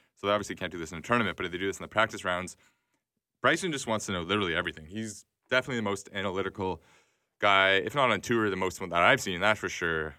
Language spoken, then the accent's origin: English; Toronto, Ontario, Canada; I'm from Toronto